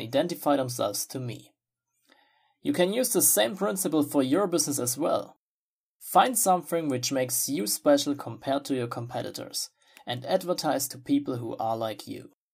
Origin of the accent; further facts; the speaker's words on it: Germany; English is a second language; I'm from Germany myself